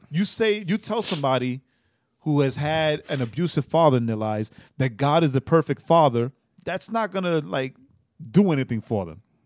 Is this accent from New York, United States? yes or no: yes; New York, United States; moved away; I'm from New York